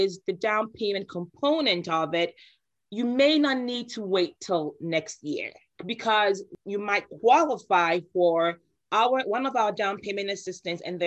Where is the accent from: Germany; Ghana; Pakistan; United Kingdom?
Ghana; moved away; I'm originally from Ghana, West Africa